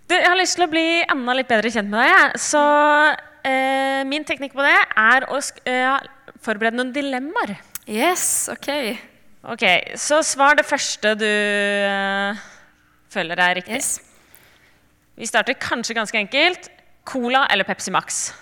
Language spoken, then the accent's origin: Norwegian; Sørlandet, Norway; Jeg kommer fra Sørlandet, så det må nesten bli sommer.